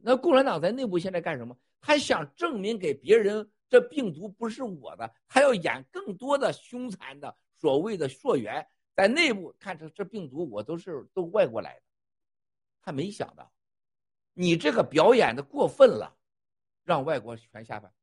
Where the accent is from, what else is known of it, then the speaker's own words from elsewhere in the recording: China; 我也是中国人